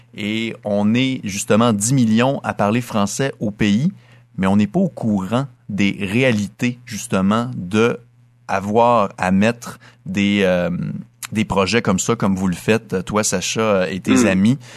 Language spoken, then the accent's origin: French; Dolbeau-Mistassini, Quebec, Canada; Je suis originaire de Dolbeau-Mistassini au lac Saint-Jean, donc à 300 km au nord de la ville de Québec